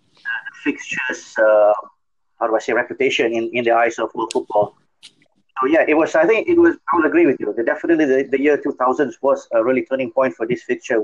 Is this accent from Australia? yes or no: no; Malaysia; growing up in Malaysia